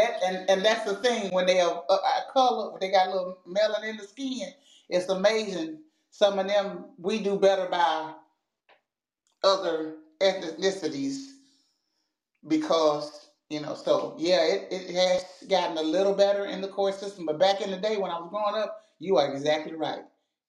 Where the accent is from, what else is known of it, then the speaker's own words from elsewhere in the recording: Tennessee, United States; Yeah, I have heard that because I'm from Shelby County. And that's where I was born and raised. I'm from Shelby County.